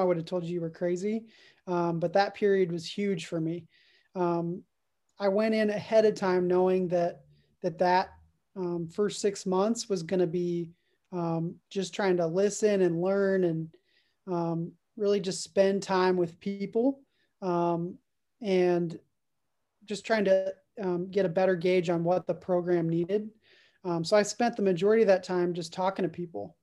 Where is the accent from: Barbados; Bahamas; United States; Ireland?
United States; Dallas, Texas; I'm originally from the Dallas area